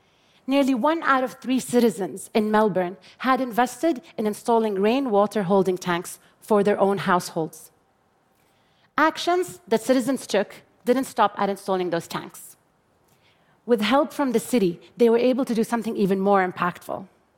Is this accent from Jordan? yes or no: yes; Jordan; I grew up in Jordan, a water-poor country that has experienced absolute water scarcity since 1973.